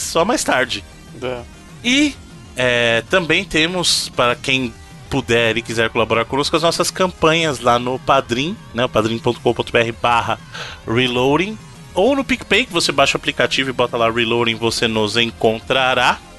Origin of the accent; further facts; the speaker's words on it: Bahia, Brazil; accent: baiano; moved away; also born or lived in Minas Gerais; Eu sou baiano com muito orgulho